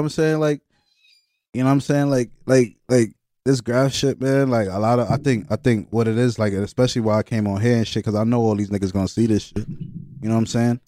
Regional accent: New York City, New York, United States; I'm from Brooklyn, man

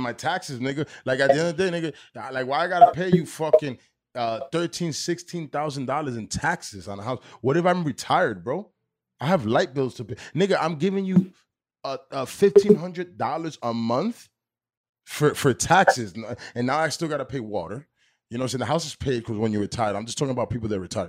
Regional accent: Union City, New Jersey, United States; now in Weehawken, United States; I'm from Union City. I, I live in Weehawken, but I grew up in Union City

